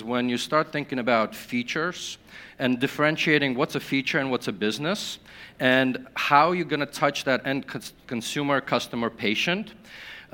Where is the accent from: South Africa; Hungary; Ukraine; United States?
Ukraine; I was born in Ukraine